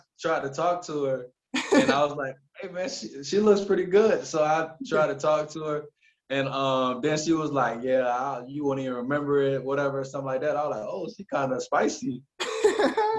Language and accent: English; United States; moved away as an adult; now in Romania; I'm like the only American on my team